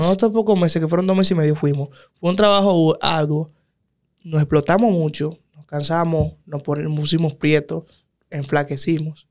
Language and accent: Spanish; Dominican Republic; a uno como dominicano